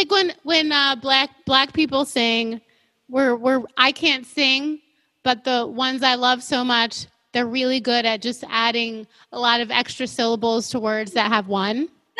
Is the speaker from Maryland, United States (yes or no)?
yes; Maryland, United States; moved away; I am not from Iowa. I'm from Maryland, guys. So it's and we're only 20 minutes from Baltimore and only 4 hours from New York City. It's not like I grew up in the sticks.